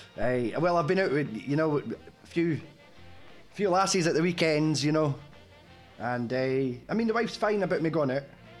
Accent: Kirkcaldy, Scotland, United Kingdom; Hey, I'm from Kirkcaldy, and it's a Vauxhall Astra.

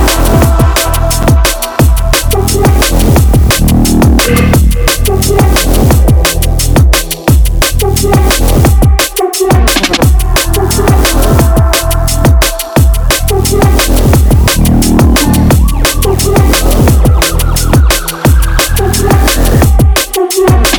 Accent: Horsham, South East England, United Kingdom; If anyone doesn't know where Horsham is, it's my hometown

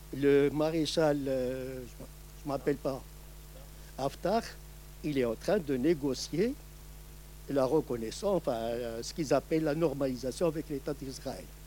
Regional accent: Morocco; moved away; je suis originaire du Maroc

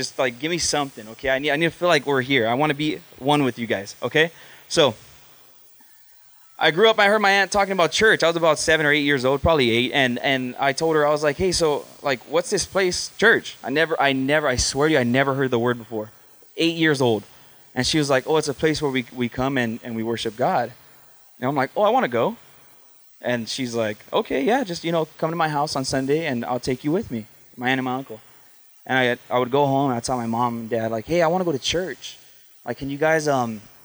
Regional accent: Huntington Park, California, United States; I grew up in Huntington Park, California. It's in Los Angeles

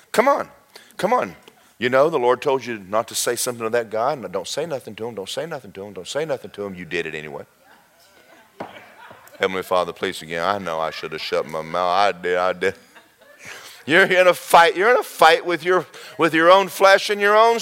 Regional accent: Southern US, United States; moved away as an adult; now in Florida, United States; I'm not from Florida. Where I'm from is four seasons

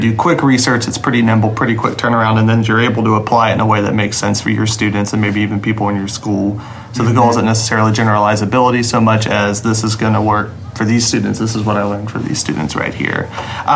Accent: Boone, North Carolina, United States; I grew up in Boone, North Carolina, where we had lots of snow days

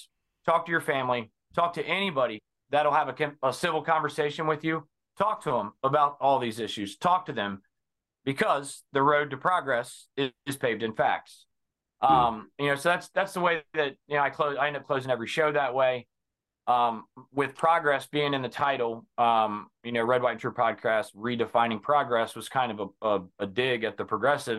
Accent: Cincinnati, Ohio, United States; I am from Cincinnati, Ohio, born and bred, been around this area.

